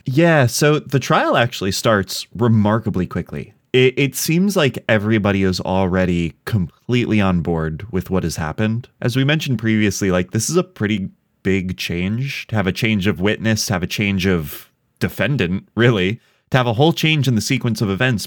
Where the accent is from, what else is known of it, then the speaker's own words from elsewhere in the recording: United States; as an American